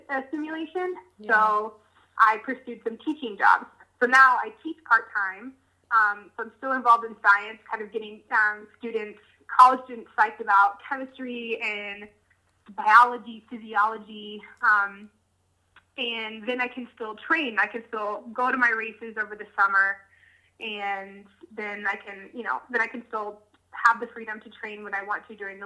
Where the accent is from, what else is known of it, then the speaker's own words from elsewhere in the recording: Colorado, United States; I grew up in Colorado, grew up camping, and loved the mountains.